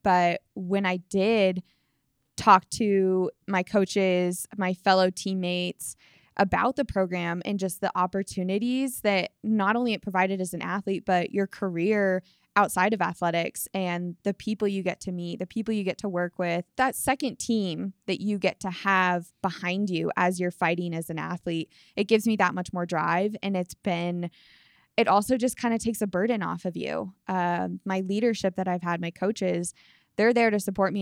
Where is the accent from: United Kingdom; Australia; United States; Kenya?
United States; Colorado; growing up in Colorado